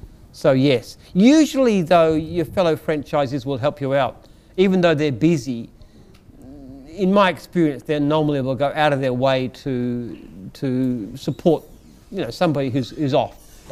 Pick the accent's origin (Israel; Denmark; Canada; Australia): Australia; I think Australia's a great country. I mean, there's a lot of problems that we have, but we're one of the most fortunate countries in the world.